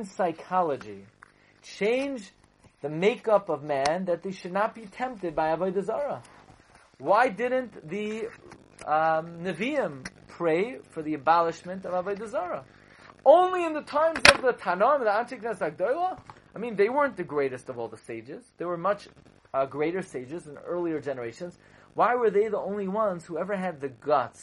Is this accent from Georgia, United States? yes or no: no; New York City, New York, United States; also born or lived in Boro Park, New York / Kew Gardens Hills, New York; growing up in Flatbush, and even in Bar Park I never saw things like that. And even I lived in Kew Garden Hills